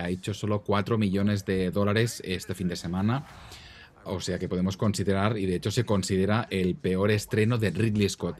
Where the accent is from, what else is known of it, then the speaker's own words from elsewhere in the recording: Catalonia, Spain; accent: Catalan Spanish; yo español catalán, o sea, yo tengo un acento ya que está ya en la estratosfera